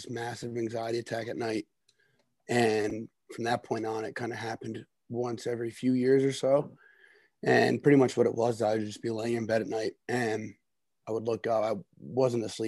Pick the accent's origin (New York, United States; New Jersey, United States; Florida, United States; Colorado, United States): New Jersey, United States; also born or lived in Orono, Maine; I'm from New Jersey.